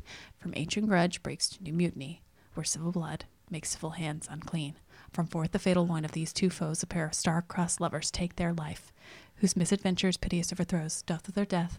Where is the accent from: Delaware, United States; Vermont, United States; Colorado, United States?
Delaware, United States; And also, it's like, I'm also from Delaware.